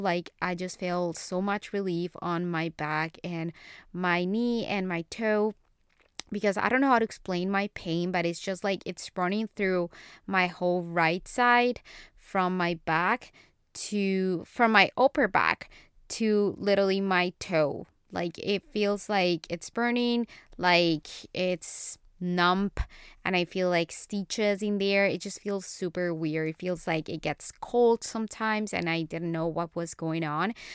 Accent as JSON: {"language": "English", "country": "Colombia", "tie": "born or raised there", "second_language": "English", "moved": "yes", "lives_now": "United States", "said": "I learned English when I was in Colombia, when I was a little kid, when I was four years old."}